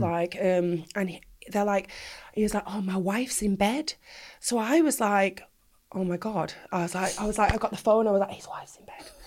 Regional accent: Manchester, North West England, United Kingdom; I was born in Manchester, proud Mancunian all the way

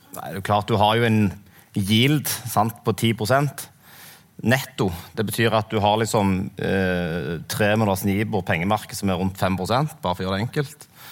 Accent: Sandnes, Rogaland, Norway; also born or lived in Kverneland; jeg vokste opp på Sandnes, og så flytta jeg til Kverneland.

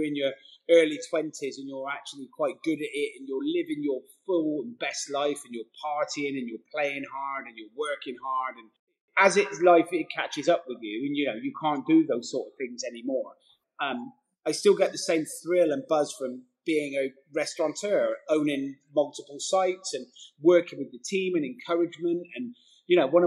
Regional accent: Gloucester, South West England, United Kingdom; accent: bumpkin; moved away; I grew up in an area called, well, originally it was Tuffley, then Wadham and Podsmead, and then Abbeydale and Matson

